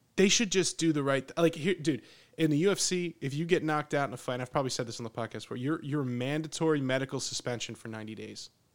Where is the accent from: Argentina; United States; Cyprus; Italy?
United States; Pennsylvania; moved away as an adult; now in Texas, United States; growing up in Pennsylvania where I, where I grew up, it was always like it was cool 'cause it's like, oh, you're ninety minutes away from New York City